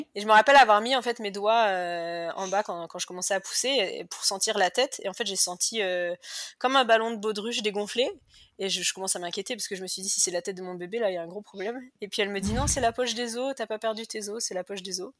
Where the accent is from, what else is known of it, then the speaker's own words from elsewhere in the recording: Cholet, Pays de la Loire, France; moved away as an adult; now in Perth, Australia; je suis française. Euh, à l'origine, je viens de Cholet, dans le Maine-et-Loire, et j'habite à Perth en Australie depuis 2009